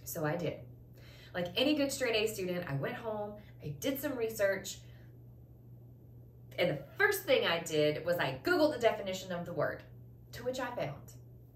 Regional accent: the South, United States; I was raised in the South

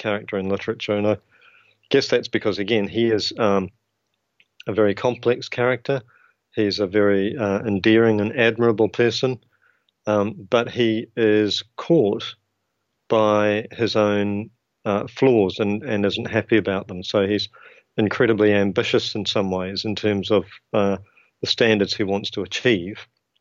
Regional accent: New Zealand; accent: New Zealand (implied); now in United Kingdom; I trained to be a teacher in New Zealand

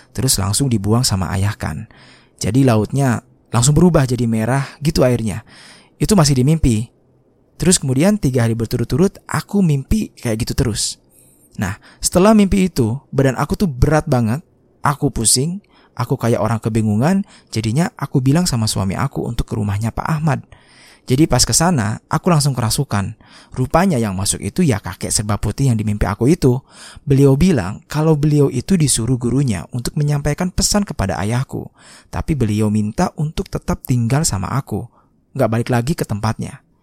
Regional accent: Sumatra, Indonesia; aku ini asli Sumatera.

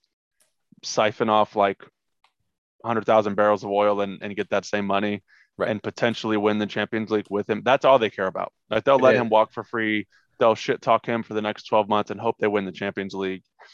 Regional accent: Ireland; I'm Irish

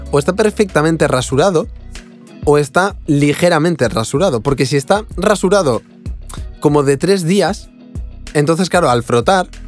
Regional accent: Cuba; Claro, como yo estoy, soy de Cuba, se le llamo grupos.

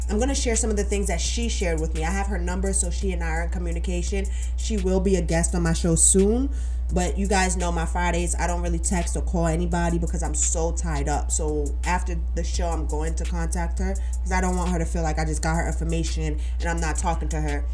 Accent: New York City, New York, United States; my hometown, New York, Brooklyn, New York

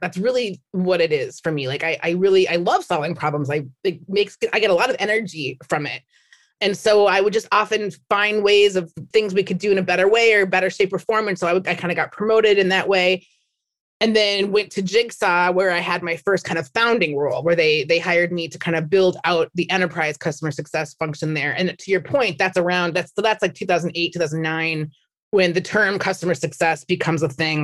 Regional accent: Minnesota, United States; moved away as an adult; now in San Francisco, United States; I'm from Minnesota

